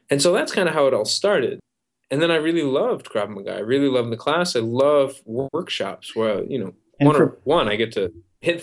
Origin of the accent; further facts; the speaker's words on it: Midwest, United States; I grew up in the Midwest